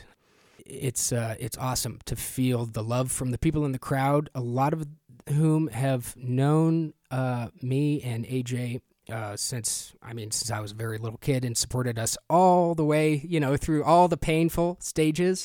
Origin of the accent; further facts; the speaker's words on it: Montrose, Colorado, United States; moved away; we're both from Montrose